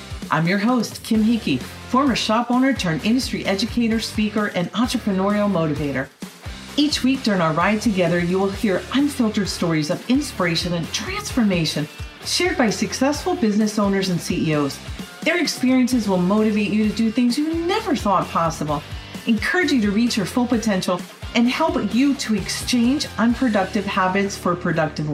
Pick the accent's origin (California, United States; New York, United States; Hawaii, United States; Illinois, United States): New York, United States; growing up on the East Coast in New York